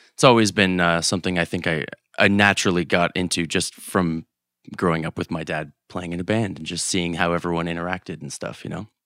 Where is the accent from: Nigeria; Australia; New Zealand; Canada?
Canada; we're Canadian